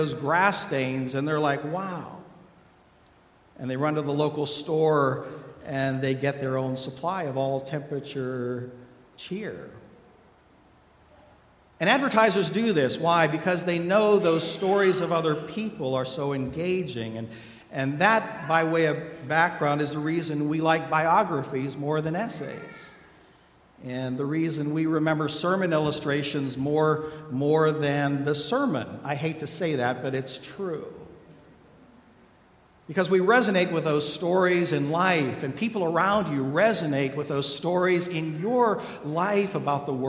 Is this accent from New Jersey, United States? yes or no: no; Pittsburgh, Pennsylvania, United States; I grew up in Pittsburgh, just outside the city